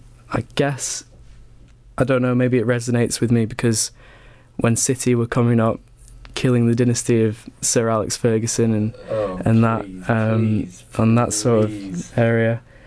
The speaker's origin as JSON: {"language": "English", "country": "United Kingdom", "said": "I think coming from being a British football fan, yeah, it's so difficult to see, start to understand the culture of supporting a team in America."}